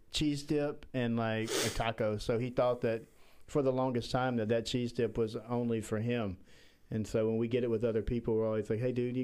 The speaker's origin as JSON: {"language": "English", "region": "Southern Alabama", "country": "United States", "moved": "yes", "said": "I'm from Southern Alabama"}